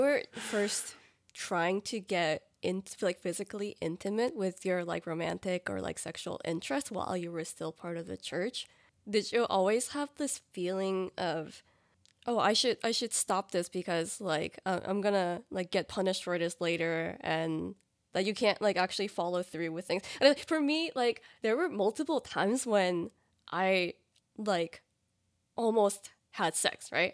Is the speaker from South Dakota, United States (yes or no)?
no; New Jersey, United States; moved away as an adult; also born or lived in New York City; now in Dallas, United States; I am originally from the East Coast, specifically New Jersey, and my family's in New Jersey